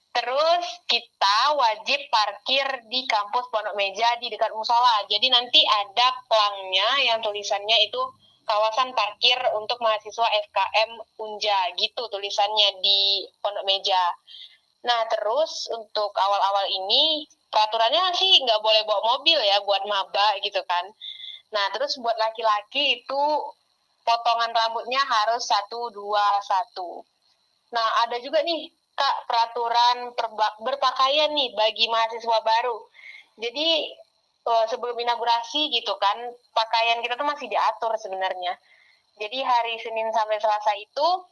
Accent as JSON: {"language": "Indonesian", "region": "Riau", "country": "Indonesia", "moved": "as an adult", "lives_now": "Jambi, Indonesia", "said": "aku juga, eh, dari Provinsi Riau"}